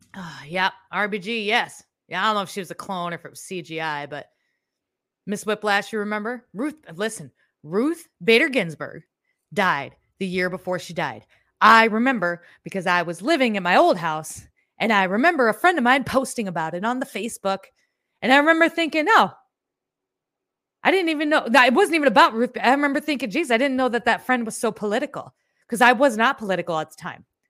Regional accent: Midwest, United States; I'm from the Midwest.

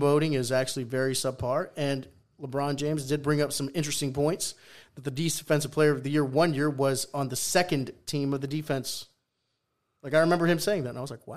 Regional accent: Peru; first language Spanish; English is a second language; moved away

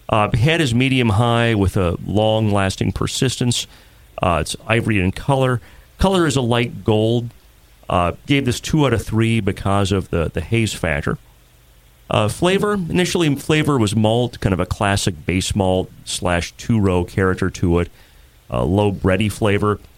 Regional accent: Bridger, Montana, United States; Bridger, Montana.

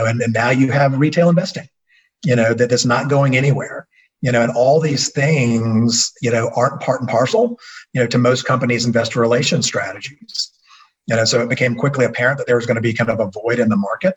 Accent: Athens, Georgia, United States; Born and raised in Athens, Georgia, home of the University of Georgia

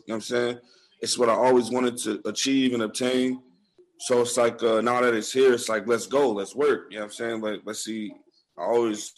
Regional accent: Buffalo, New York, United States; we're really from Buffalo, like east side of Buffalo

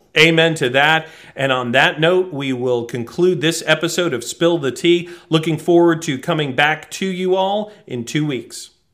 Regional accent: New England, United States; I grew up in New England

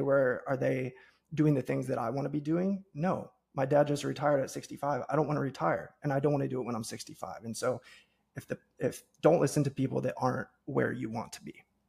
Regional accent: Cincinnati, Ohio, United States; born and raised in the Midwest, so I grew up in Cincinnati, Ohio

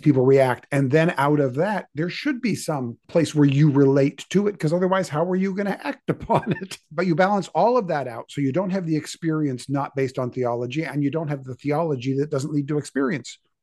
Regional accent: Canada; I was born in Canada

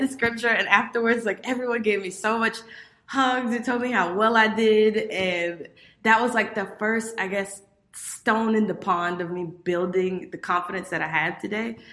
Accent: Miami, Florida, United States; I grew up in Miami, Florida

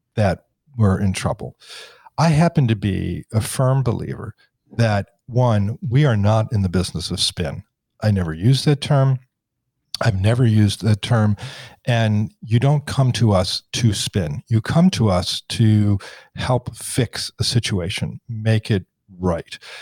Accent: Washington, District of Columbia, United States; I grew up in Washington. I grew up in a very political environment. In the shadow of the dome

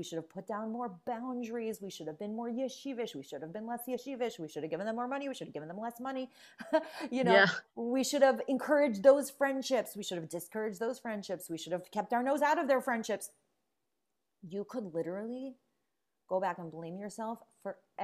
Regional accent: Cleveland, Ohio, United States; also born or lived in Queens, New York, United States / Israel; when my mother got remarried to a man in Cleveland, that's what brought us to Cleveland

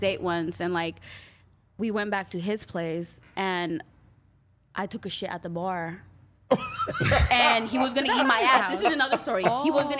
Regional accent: Baldwin Park, California, United States; I grew up in Baldwin Park, El Monte borderline.

